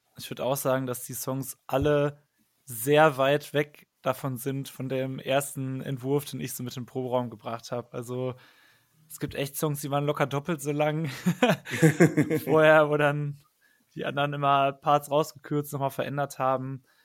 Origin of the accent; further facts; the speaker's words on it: Paderborn, North Rhine-Westphalia, Germany; moved away as an adult; now in Cologne, Germany; Ich komme nämlich eigentlich aus Paderborn gebürtig, aber wohne schon seit zehn Jahren in Köln.